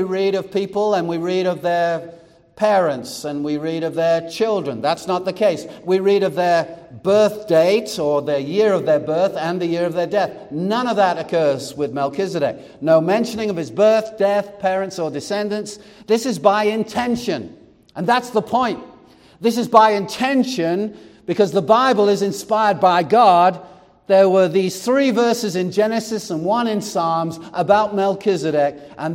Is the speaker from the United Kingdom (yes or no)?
yes; England, United Kingdom; now in United States; I was born in England and became a U.S. citizen. I was England by birth and America by choice